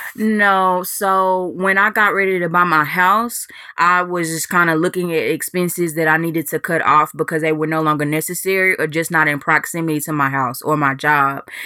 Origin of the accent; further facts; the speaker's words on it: Dallas, Texas, United States; moved away; my hometown of Dallas, Texas